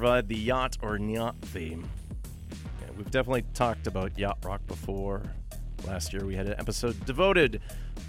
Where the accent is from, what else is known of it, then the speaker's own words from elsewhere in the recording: Thunder Bay, Ontario, Canada; my hometown of Thunder Bay, Ontario.